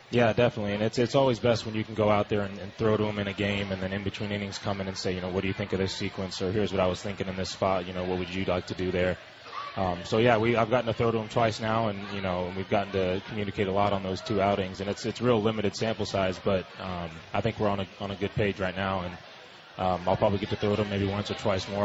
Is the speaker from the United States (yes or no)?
yes; San Diego, California, United States; I'm from San Diego